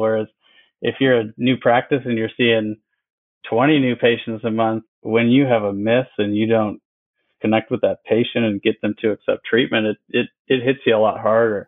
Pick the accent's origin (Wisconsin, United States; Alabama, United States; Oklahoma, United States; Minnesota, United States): Wisconsin, United States; moved away as an adult; also born or lived in Bradenton, Florida; now in Florida, United States; I grew up in Wisconsin